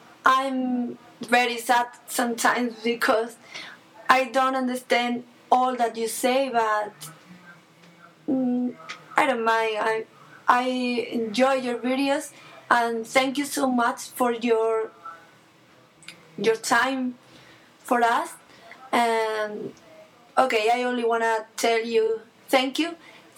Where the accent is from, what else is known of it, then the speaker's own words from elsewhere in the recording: Spain; English is a second language; And I'm from Spain